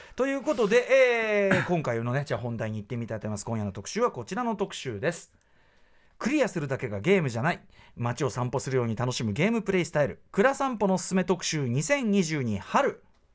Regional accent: Tokyo, Japan; 僕がもちろん東京生まれ東京育ちで

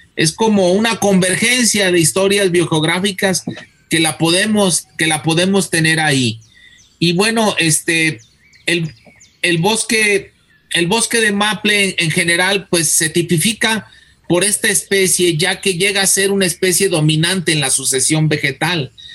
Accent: Guadalajara, Jalisco, Mexico; also born or lived in Wisconsin; Yo soy de Guadalajara

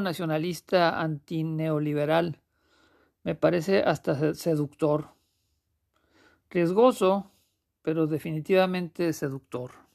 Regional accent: Mexico; Yo como mexicano

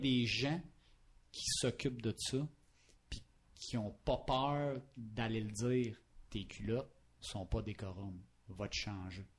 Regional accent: Palmarolle, Quebec, Canada; je viens de Palmarol

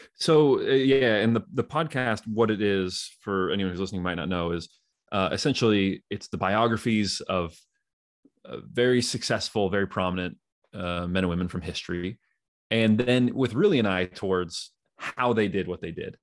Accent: Northern California, United States; moved away as an adult; also born or lived in Utah; I grew up in in Northern California

